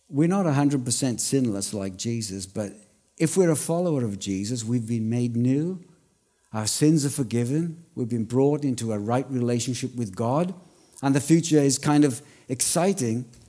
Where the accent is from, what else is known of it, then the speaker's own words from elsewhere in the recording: Wales, United Kingdom; accent: Welsh; now in Australia; I'm Welsh